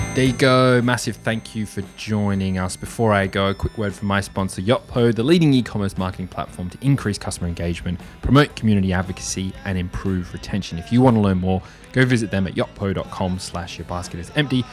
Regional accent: Australia; I'm from Australia

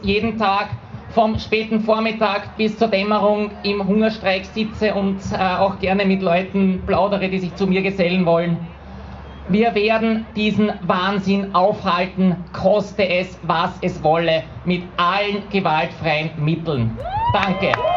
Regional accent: Vienna, Austria; hier bei uns in Wien

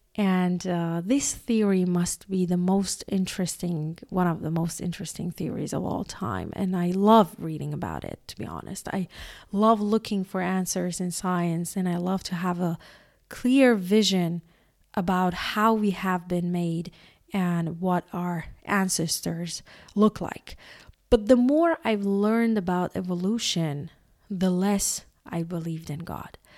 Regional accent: Iran; I was born in Iran

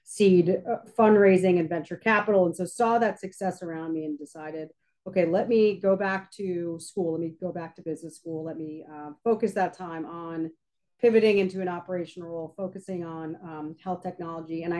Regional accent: New York, United States; moved away as an adult; also born or lived in San Francisco, United States; now in Tampa, United States; born and raised in New York, and I went out to college at Stanford in California

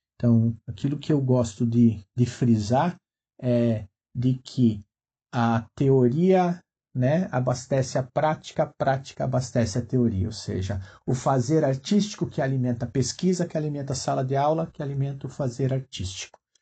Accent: Chapecó, Santa Catarina, Brazil; Sou natural de Chapecó, região oeste de Santa Catarina

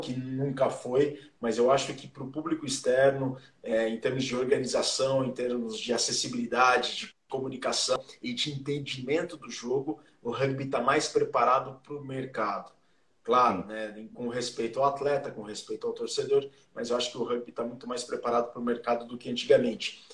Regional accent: Jaú, São Paulo, Brazil; eu sou do interior de São Paulo, sou de Jaú

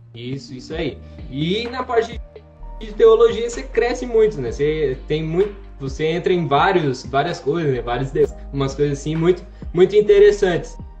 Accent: Santo Anastácio, São Paulo, Brazil; moved away as an adult; now in Rio Grande do Sul, Brazil; Eu sou da cidade de Santo Anastácio, interior de São Paulo

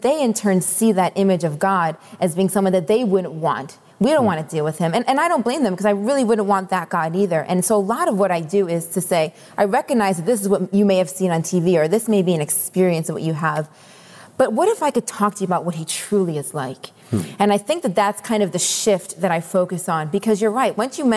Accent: Rochester, New York, United States; moved away as an adult; now in Boston, United States; I started playing hockey growing up in Rochester

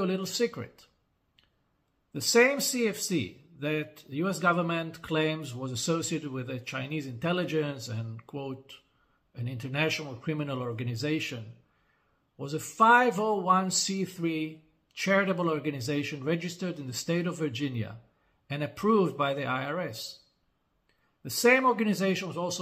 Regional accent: Israel

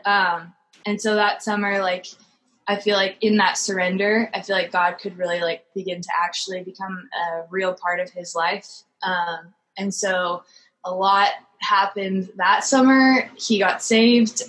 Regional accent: Orange County, California, United States; also born or lived in Oregon; I'm from Orange County, California

